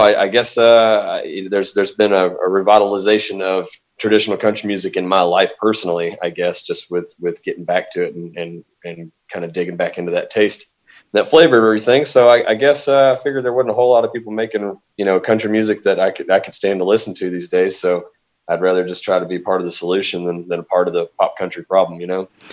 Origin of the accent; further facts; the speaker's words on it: Arkansas, United States; also born or lived in Southwest Louisiana; I've uh, been in Arkansas ever since